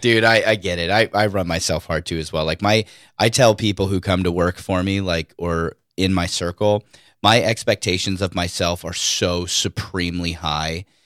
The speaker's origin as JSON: {"language": "English", "town": "Oceanside", "region": "California", "country": "United States", "tie": "born or raised there", "also_born_or_lived": "Escondido", "said": "I am born and raised in Oceanside, slash Escondido slash Es, uh, San Diego County"}